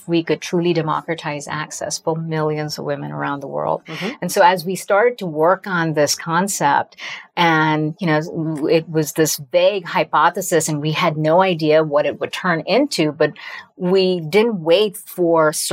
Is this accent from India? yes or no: yes; India; now in United States; I still remember taking a one way flight to America from my hometown in India in 1997 and looking around myself and thinking, my gosh, I don't look like anyone else. I don't like sound like anyone else.